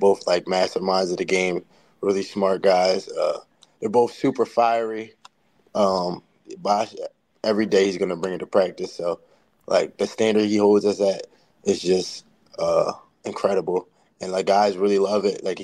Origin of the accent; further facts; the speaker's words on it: New Jersey, United States; I'm from Jersey